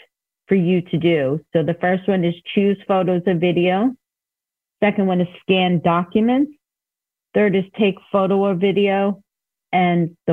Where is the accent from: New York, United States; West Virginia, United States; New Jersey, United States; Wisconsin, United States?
New York, United States; I am from New York, so I may have some New York terminology